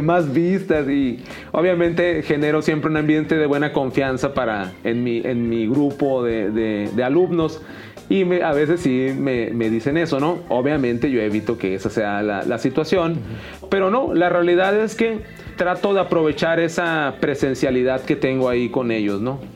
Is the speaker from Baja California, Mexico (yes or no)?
yes; Mexicali, Baja California, Mexico; yo soy de Mexicali, Baja California